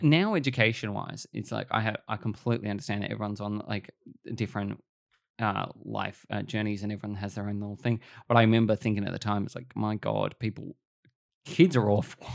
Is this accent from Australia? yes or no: yes; Australia